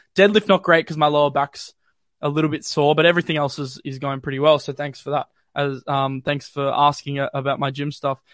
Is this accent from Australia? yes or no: yes; Australia; accent: not too Aussie; as an Australian